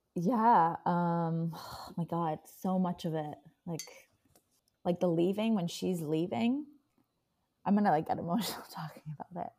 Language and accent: English; Iran; moved away; I'm Iranian